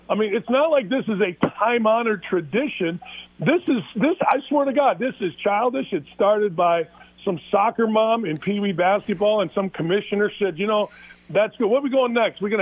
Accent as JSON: {"language": "English", "town": "Gary", "region": "Indiana", "country": "United States", "said": "I'm not from the south side of Chicago. I'm from Gary, Indiana, which is south of the south side of Chicago."}